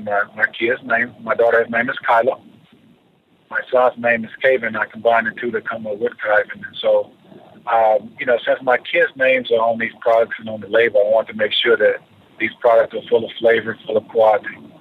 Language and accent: English; Aberdeen, Mississippi, United States; moved away as an adult; now in Atlanta, United States; back home in my hometown of Aberdeen, Mississippi